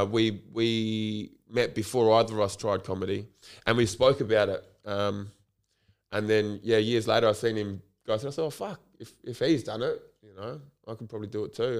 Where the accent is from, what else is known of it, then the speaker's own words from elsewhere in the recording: Port Adelaide, South Australia, Australia; also born or lived in Waitangi, New Zealand; I was born and raised in Port Adelaide